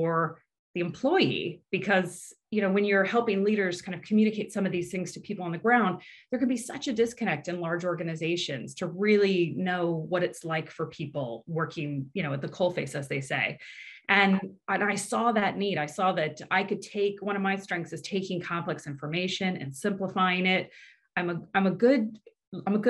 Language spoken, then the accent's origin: English; Indiana, United States; moved away; also born or lived in California; I'm from the Midwest in the US. I grew up in a small town in Indiana